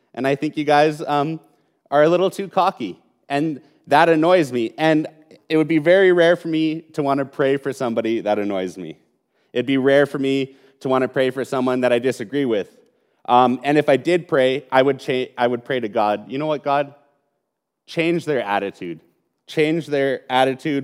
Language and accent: English; Calgary, Alberta, Canada; I was born in Calgary. I was raised in Calgary, and I've lived most of my life in Calgary